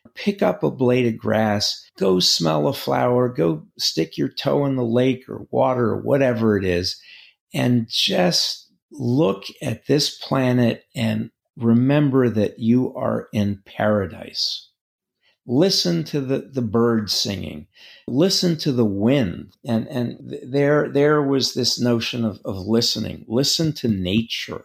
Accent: New York, United States; also born or lived in Greece; now in North Carolina, United States; I grew up in Manhattan

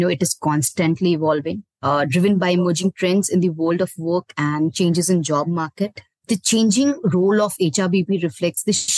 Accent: Bhilai, Chhattisgarh, India; moved away as an adult; also born or lived in Delhi; now in Pune, India; I'm from Bhilai, Chhattisgarh. I did my computer applications from there only

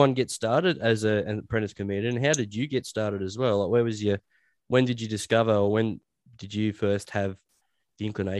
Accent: Dubbo, New South Wales, Australia; I was from Dubbo

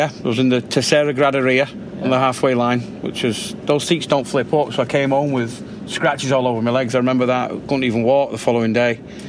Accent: Leigh, North West England, United Kingdom; moved away as an adult; now in United States; I'm from Lee

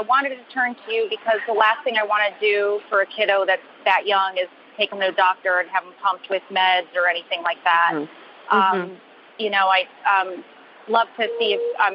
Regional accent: Charlotte, North Carolina, United States; I'm calling you from the LaGuardia Airport, but I'm from Charlotte

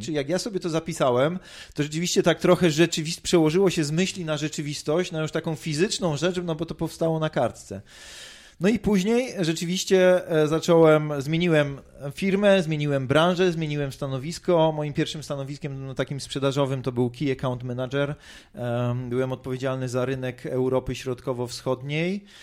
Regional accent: Tarnów, Lesser Poland, Poland; urodziłem się w Tarnowie

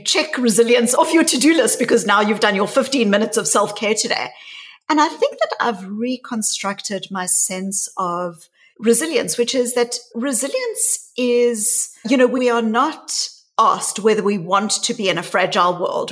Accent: South Africa; my story really starts growing up in South Africa. And I was a white child growing up in the white suburbs of apartheid South Africa

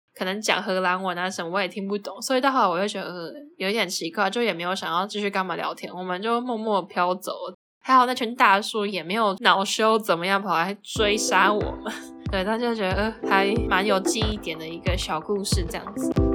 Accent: Taiwan; 我们是来自台湾

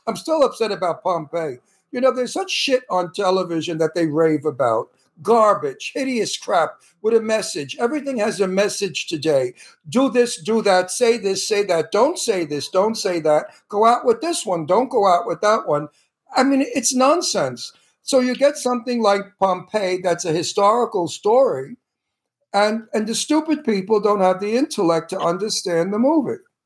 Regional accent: New York City, New York, United States; now in California, United States; I came from the projects of, of Brooklyn

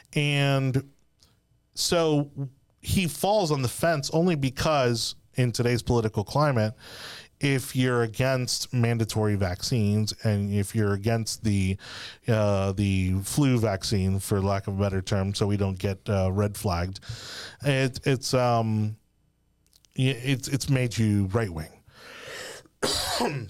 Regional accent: South Florida, United States; we're from South Florida

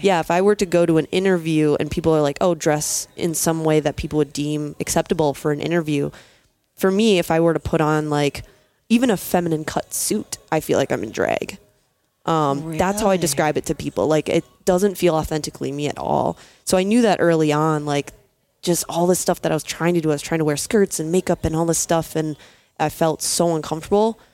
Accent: Minneapolis, Minnesota, United States; I'm from Minneapolis, Minnesota

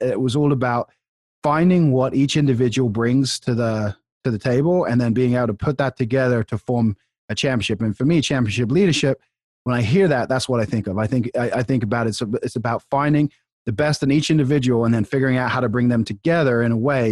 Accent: England, United Kingdom; now in United States; I grew up in England

